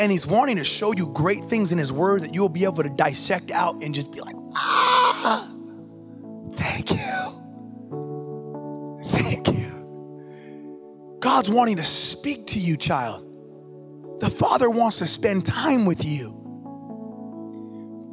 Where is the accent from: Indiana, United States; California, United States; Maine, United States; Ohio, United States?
California, United States; Los Angeles; I grew up in East